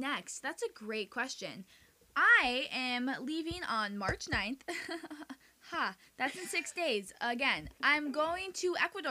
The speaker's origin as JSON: {"language": "English", "country": "United States", "tie": "born or raised there", "also_born_or_lived": "Santiago, Chile", "first_language": "Spanish", "second_language": "English", "said": "we moved back to the United States when I was 2 when my mom got pregnant with my brother"}